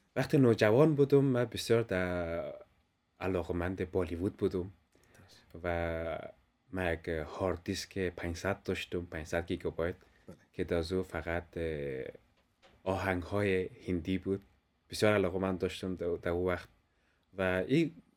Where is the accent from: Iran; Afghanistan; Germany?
Afghanistan; also born or lived in Denmark; now in Kolding, Denmark; ما افغان ها که در دنمارک زندگی میکنیم